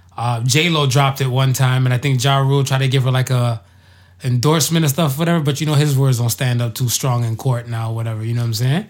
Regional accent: United States; I grew up and stuff in America.

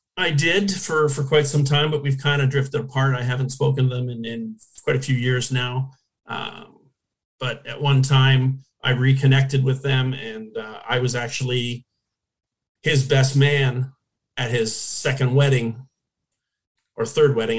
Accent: Hamilton, Ontario, Canada; moved away as an adult; now in Orlando, United States; I was born in Hamilton, uh, which is 20 minutes from Toronto, basically

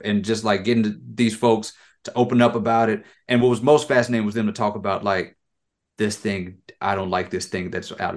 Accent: Lafayette, Louisiana, United States; I was born in Lafayette

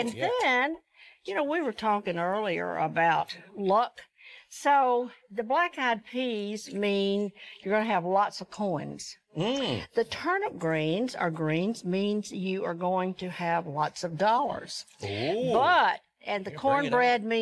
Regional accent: Georgia, United States; I grew up in the South, grew up in Georgia

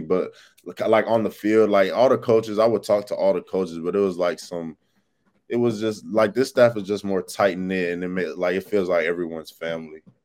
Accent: Texas, United States; moved away as an adult; now in Florida, United States; I'm from Texas

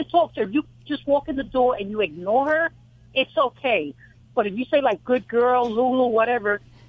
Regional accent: New York, United States; accent: New York; moved away as an adult; now in Cambridge, Ohio, United States; My accent's from New York. Yeah. I was raised in New York, but now I've been here about 3 years.

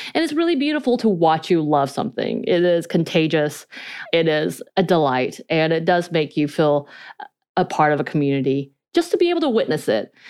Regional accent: North Georgia, United States; accent: North Georgia mountain accent, Korean accent; first language Korean; English is a second language

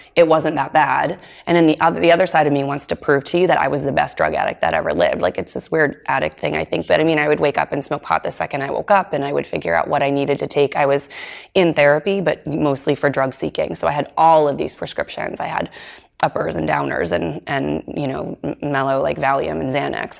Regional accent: Nashua, New Hampshire, United States; I grew up in Nashua

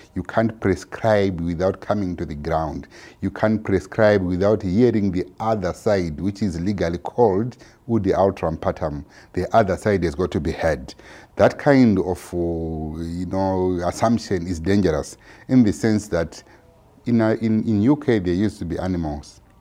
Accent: Zimbabwe; I'm from Zimbabwe

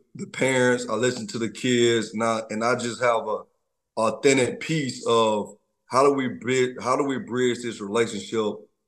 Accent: Troy, Alabama, United States; I'm from Troy, Alabama, I'm a country boy

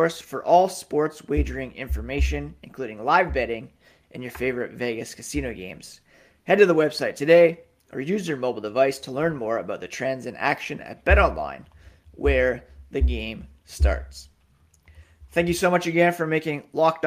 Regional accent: Ottawa, Ontario, Canada; also born or lived in Toronto, Ontario / Pickering, Ontario / Brockville, Ontario; I grew up in Ottawa.

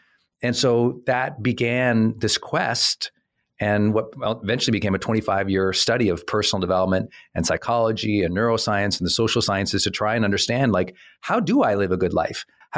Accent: Montana, United States; It wasn't, I want to do this, comma, but I'm an idiot from Montana, which I am.

